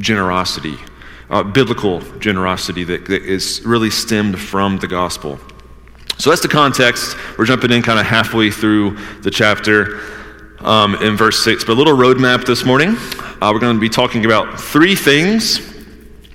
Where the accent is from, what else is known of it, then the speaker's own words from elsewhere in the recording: Georgia, United States; also born or lived in Northeast United States; now in Northeast, United States; I'm from Georgia. I'm still, after almost being in the Northeast for, 15 years now